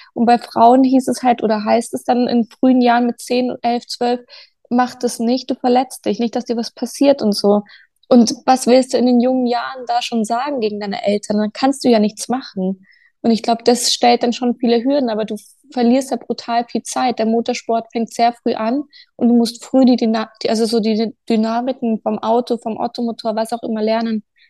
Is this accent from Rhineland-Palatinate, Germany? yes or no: no; Munich, Bavaria, Germany; Also ich komme aus München